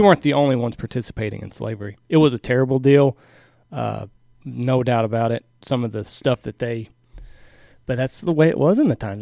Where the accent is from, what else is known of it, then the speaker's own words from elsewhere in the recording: Texas, United States; I'm from Texas